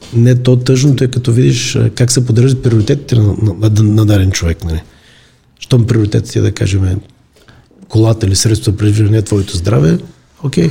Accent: Bulgaria

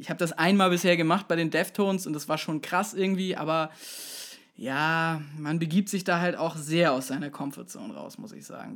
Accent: Kaltenkirchen, Schleswig-Holstein, Germany; bei uns in Kaltenkirchen

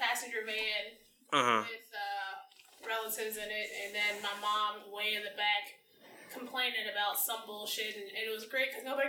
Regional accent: New Jersey, United States; I'm from Jersey, like South Jersey

